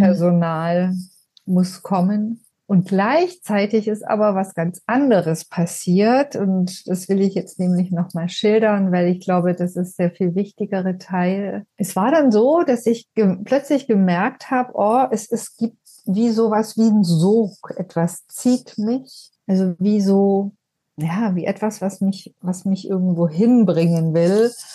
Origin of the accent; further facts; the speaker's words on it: Ulm, Baden-Württemberg, Germany; moved away; also born or lived in Berlin / Potsdam; wieder in meine Heimatstadt nach Ulm gezogen, an die Donau